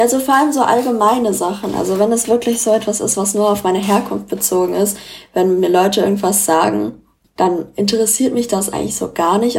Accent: Frankfurt, Hesse, Germany; ich wurde in Frankfurt geboren und bin auch hier aufgewachsen

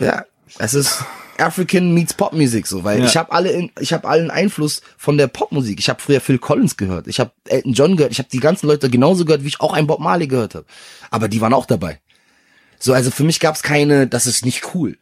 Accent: Berlin, Germany; Berlin ist meine Heimat. Ich bin hier geboren, ich bin hier aufgewachsen.

